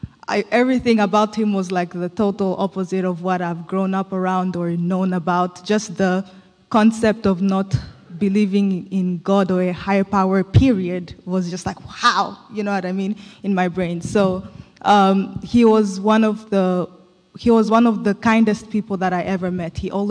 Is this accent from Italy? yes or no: no; DR Congo; also born or lived in Zambia; now in United States; So I was born in Zambia, grew up in Congo, and I moved to the U.S. like a few years ago, like I think 6 or 7.